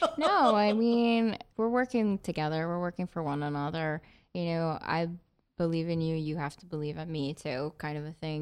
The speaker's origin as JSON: {"language": "English", "region": "northwest New Jersey", "country": "United States", "tie": "born or raised there", "also_born_or_lived": "Ohio", "said": "moved back home with my mom in New Jersey"}